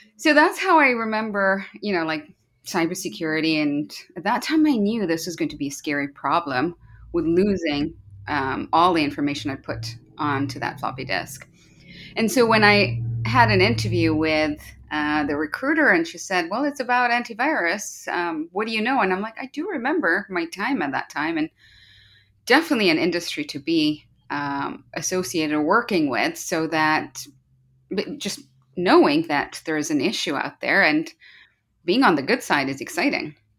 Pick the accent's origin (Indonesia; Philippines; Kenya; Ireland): Kenya; moved away as an adult; also born or lived in United Kingdom; now in Vancouver, Canada; I'm from Kenya when I say Jambo, which is a greeting in Kenya. Uh, born and raised there